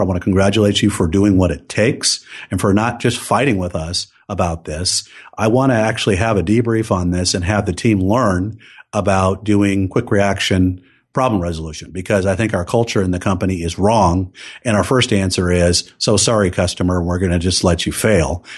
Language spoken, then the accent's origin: English; Silicon Valley, California, United States; I grew up in Silicon Valley